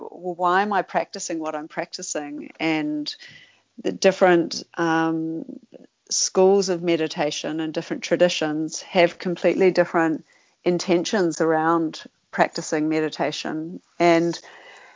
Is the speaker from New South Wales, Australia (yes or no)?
yes; Sydney, New South Wales, Australia; when I grew up in Sydney